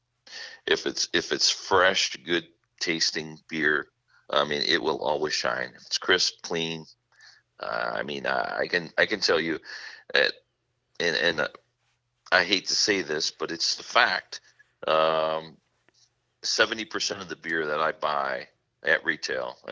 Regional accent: Midwest, United States; I'm from the Midwest

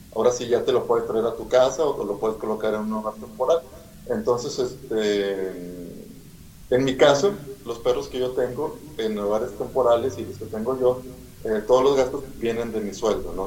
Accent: Monterrey, Nuevo León, Mexico; soy de Monterrey, Nuevo León

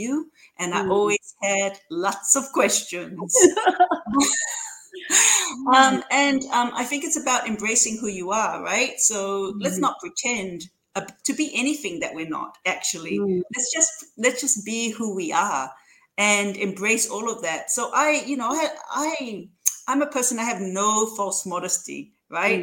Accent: Samoa; moved away as an adult; also born or lived in Auckland, New Zealand; when I was growing up in Samoa

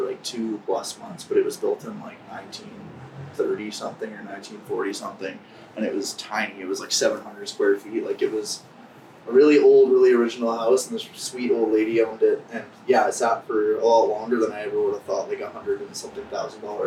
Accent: Calgary, Alberta, Canada; I was born in Calgary, Southeast Calgary. And I don't think I ever left Southeast Calgary until I was like 18 or 19

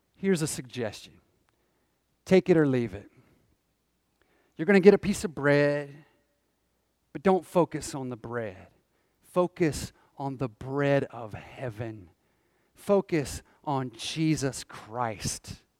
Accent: Northwest Georgia, United States; I grew up in Northwest Georgia

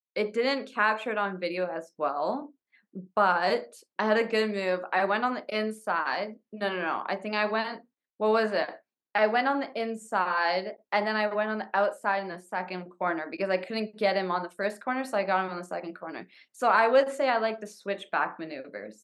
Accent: Canada; being Canadian

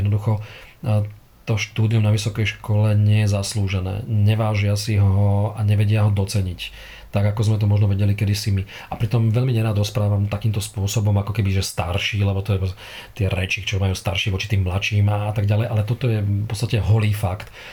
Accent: Trnava, Trnava Region, Slovakia; Ja som Trnavčan, Trnaučan s veľkým T a s F uprostred, lokál patrióda

